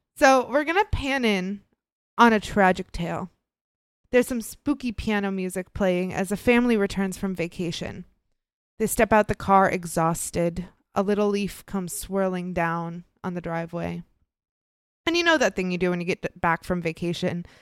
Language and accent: English; Midwest, United States; I grew up in the Midwest.